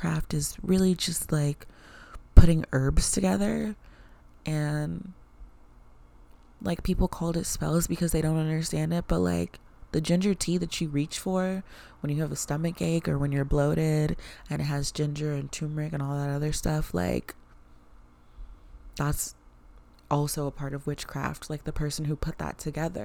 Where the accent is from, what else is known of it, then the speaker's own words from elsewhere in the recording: the South, United States; growing up in the South, a lot of the Black people that I knew grew up Christian